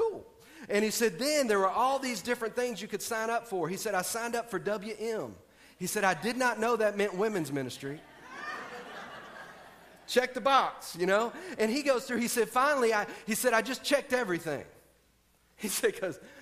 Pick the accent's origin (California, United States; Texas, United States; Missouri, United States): Texas, United States; I'm from Texas